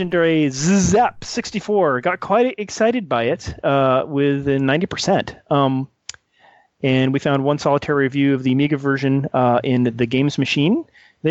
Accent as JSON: {"language": "English", "region": "California", "country": "United States", "said": "I am from California"}